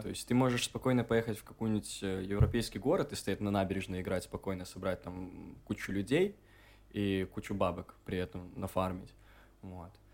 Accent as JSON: {"language": "Russian", "town": "Gomel", "region": "Gomel Region", "country": "Belarus", "also_born_or_lived": "Minsk", "moved": "as an adult", "said": "я парень из Гомеля"}